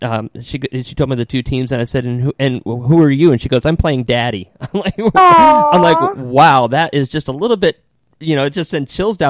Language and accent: English; Connecticut, United States; moved away; I'm born and raised in Connecticut